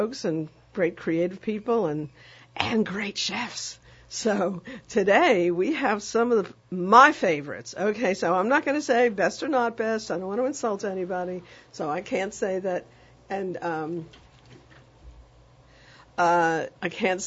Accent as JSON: {"language": "English", "town": "New York City", "region": "New York", "country": "United States", "tie": "born or raised there", "moved": "yes", "lives_now": "New Orleans, United States", "said": "I was raised in the Bronx"}